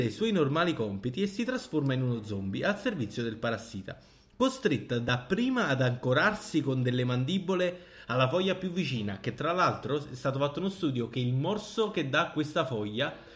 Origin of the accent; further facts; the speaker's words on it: Italy; accent: Italian; io oggi ho l'accento più italiano del mondo, quindi non vi, non vi focalizzate molto.